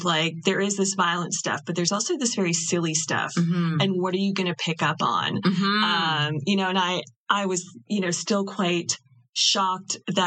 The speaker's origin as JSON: {"language": "English", "country": "Canada", "said": "as a Canadian"}